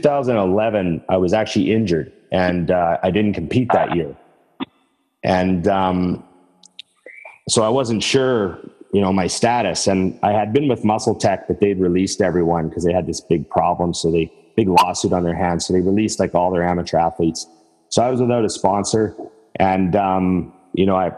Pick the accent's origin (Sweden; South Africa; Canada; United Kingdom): Canada; Edmonton, Alberta; moved away as an adult; now in Vancouver, Canada; I'm from Edmonton where Trevor and I used to know each other